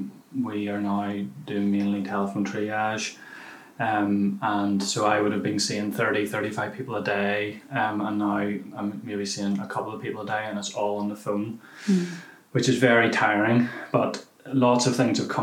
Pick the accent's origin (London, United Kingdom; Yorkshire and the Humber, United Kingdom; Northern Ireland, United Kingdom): Northern Ireland, United Kingdom; Whitehead; moved away as an adult; also born or lived in New Zealand; now in Belfast, United Kingdom; I am 33 years old. I'm from Whitehead originally, but have obviously bought a house in East Belfast.